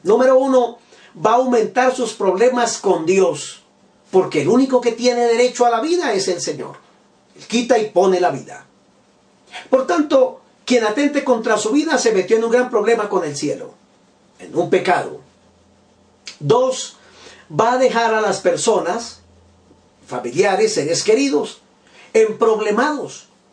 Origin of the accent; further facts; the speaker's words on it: Bogotá, Colombia; yo soy bogotano, vivo en Colombia